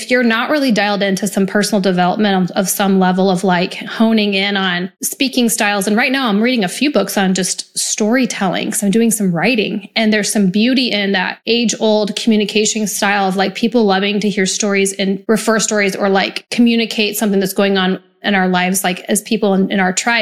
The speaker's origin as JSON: {"language": "English", "region": "Nebraska", "country": "United States", "tie": "born or raised there", "said": "I grew up in Nebraska, so UP, Union Pacific, held great jobs"}